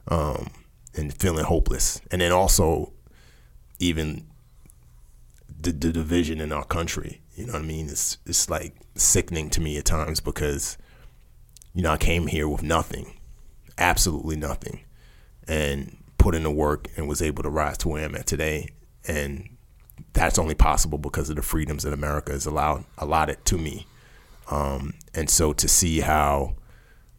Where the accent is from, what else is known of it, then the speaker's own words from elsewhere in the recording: New York City, New York, United States; also born or lived in Nigeria; I'm a kid from the Bronx